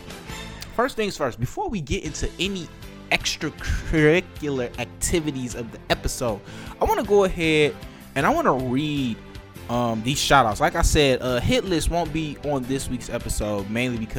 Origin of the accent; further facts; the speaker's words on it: Detroit, Michigan, United States; I grew up in Detroit. I am a North Ender